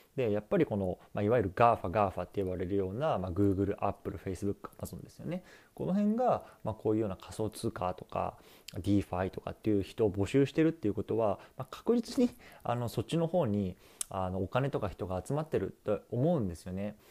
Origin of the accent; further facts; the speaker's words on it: Kanto, Japan; 僕自身はもうあの関東出身なんで